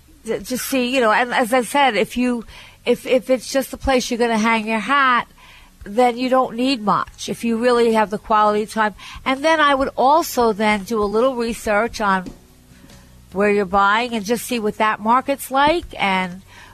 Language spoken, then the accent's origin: English; Syosset, New York, United States; I'm from Syosset